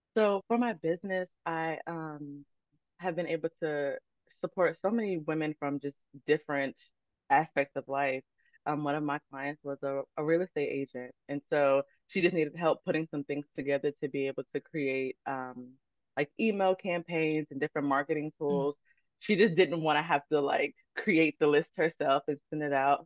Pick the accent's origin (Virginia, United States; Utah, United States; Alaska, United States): Virginia, United States; Chesterfield; also born or lived in Baltimore, Maryland; I was born in Baltimore, Maryland, but I've been raised in Chesterfield, Virginia, my entire life. So that's really where I grew up.